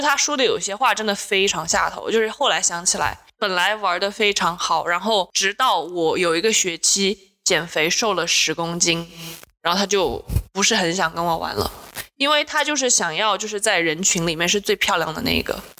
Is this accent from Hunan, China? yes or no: yes; Changsha, Hunan, China; 来自湖南长沙